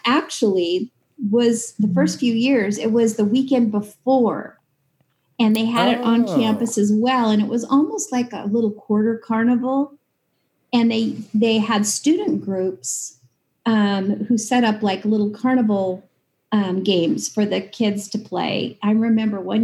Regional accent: Clarkston, Washington, United States; also born or lived in Lewiston, Idaho; I was born in Lewiston and grew up in Clarkston.

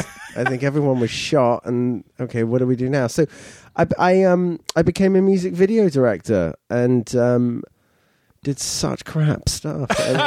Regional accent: London, United Kingdom; moved away as an adult; now in United States; I'm a nice Jewish boy from Northwest London.

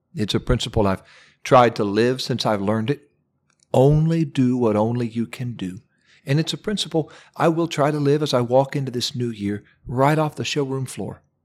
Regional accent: Ohio, United States; my home state of Ohio

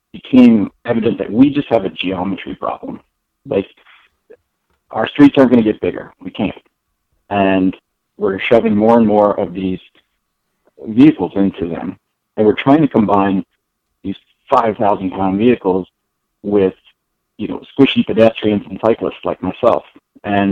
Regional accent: Loveland, Colorado, United States; also born or lived in Boulder / Fort Collins; now in Denver, United States; So I grew up in Colorado. I was born in Loveland, went to school at CSU, then eventually moved to Boulder, and then made my way down to Denver in 2013.

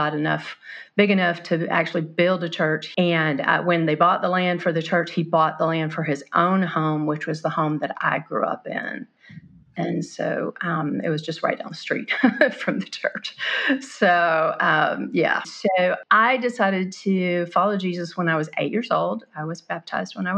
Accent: Mobile, Alabama, United States; Grew up in Mobile, Alabama

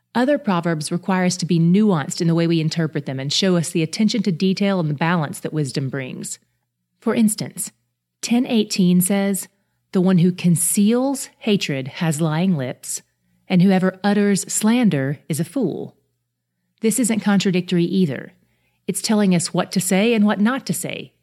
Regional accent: the South, United States; I grew up in the South

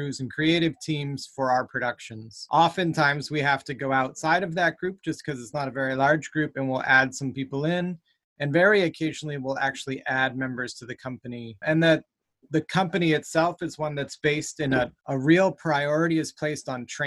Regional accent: New Ipswich, New Hampshire, United States; also born or lived in Ohio / Massachusetts; now in Manchester, United States; I grew up in New Ipswich, New Hampshire, and went to school in Jaffrey.

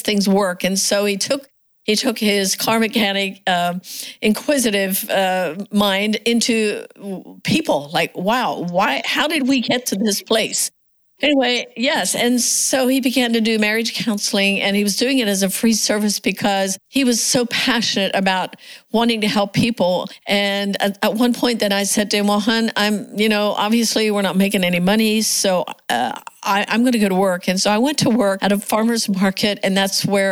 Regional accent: Pennsylvania, United States; we grew up in the Amish culture

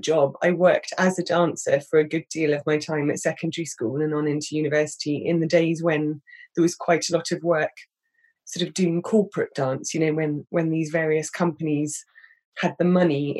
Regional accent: Reading, South East England, United Kingdom; moved away as an adult; also born or lived in London; I grew up outside London in a slightly anonymous place outside Reading

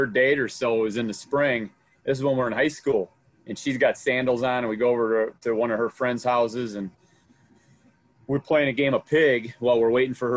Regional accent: Appleton, Wisconsin, United States; I grew up in Appleton, which is just right here in the Fox Valley by Kimberly.

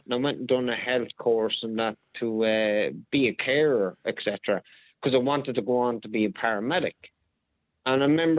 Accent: Donegal, Ulster, Ireland; moved away as an adult; also born or lived in Galway / Gweedore / Northern Ireland; I'm 41 years of age, but I grew up I grew up here in Donegal, but I spent a lot of time in the occupied six counties as well with family.

